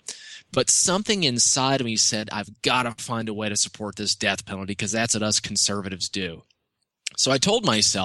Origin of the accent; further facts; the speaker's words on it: Georgia, United States; my home state here in Georgia